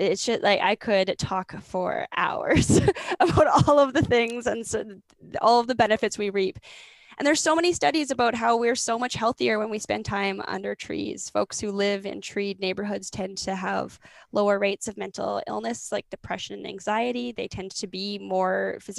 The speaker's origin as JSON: {"language": "English", "town": "Grande Prairie", "region": "Alberta", "country": "Canada", "tie": "born or raised there", "moved": "yes", "said": "I grew up in Grand Prairie, Alberta, which is in northern Alberta"}